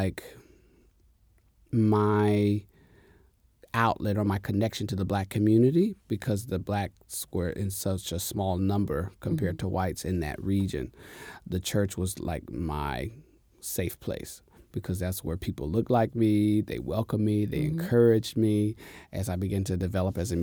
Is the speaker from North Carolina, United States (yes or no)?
yes; Jacksonville, North Carolina, United States; also born or lived in Richlands, North Carolina; I'm from North Carolina, a very small town. It's called Jacksonville.